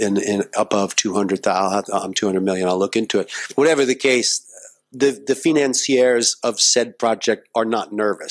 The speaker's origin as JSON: {"language": "English", "country": "United States", "said": "as an American"}